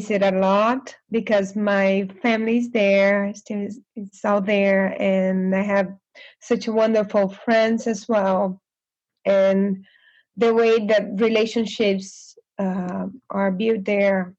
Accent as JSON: {"language": "English", "town": "Belém", "region": "Pará", "country": "Brazil", "tie": "born or raised there", "second_language": "English", "moved": "as an adult", "lives_now": "United States", "said": "I am from the very north of Brazil. I was born in Belém, the capital of Pará"}